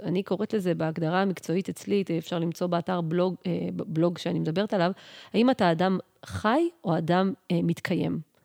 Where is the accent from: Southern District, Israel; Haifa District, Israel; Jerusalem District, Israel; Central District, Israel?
Central District, Israel; Yehud; moved away as an adult; now in Pardes Hanna, Israel; אני עברתי מ, מהבית שלי, מעיר מולדתי, מיהוד, לגור בפרדס חנה